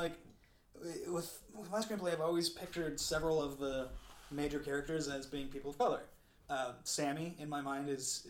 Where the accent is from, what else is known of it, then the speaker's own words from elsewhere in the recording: Colombia; I'm from Colombia and I'm the whitest person to ever live.